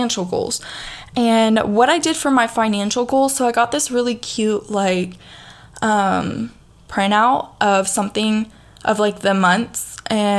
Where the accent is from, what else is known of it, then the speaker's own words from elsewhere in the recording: the South, United States; accent: southern, country; you can hear my southern accent